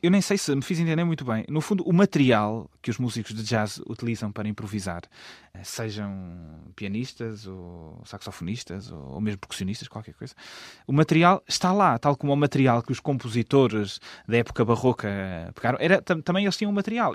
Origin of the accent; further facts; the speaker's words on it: Portugal; moved away as an adult; also born or lived in Germany / Russia; No fundo, eu sou português uh, e sempre me apresentei e tenho orgulho em ser português